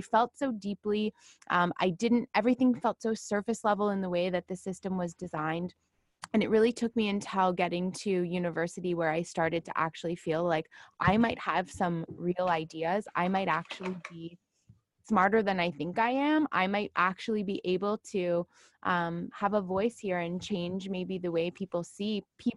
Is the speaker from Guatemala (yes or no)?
no; Toronto, Ontario, Canada; I grew up in Toronto